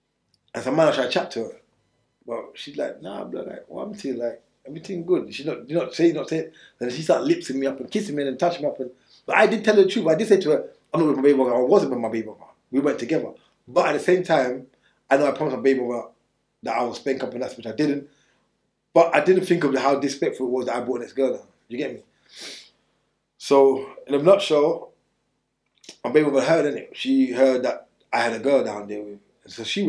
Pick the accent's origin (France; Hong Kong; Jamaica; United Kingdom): Jamaica; I've always walked on a knife when I was growing up in Jamaica, even over here.